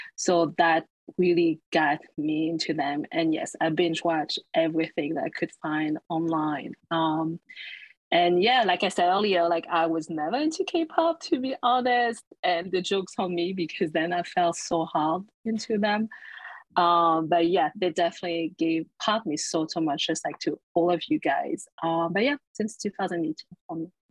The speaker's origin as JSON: {"language": "English", "town": "Paris", "region": "Île-de-France", "country": "France", "tie": "born or raised there", "moved": "yes", "said": "as Parisians because that's my hometown."}